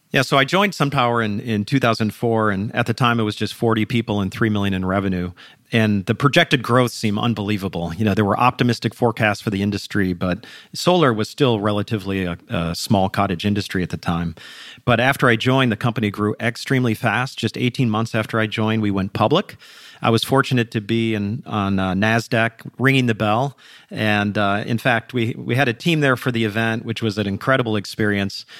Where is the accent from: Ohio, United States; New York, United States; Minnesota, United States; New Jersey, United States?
Minnesota, United States; Minneapolis; I grew up in the suburbs of Minneapolis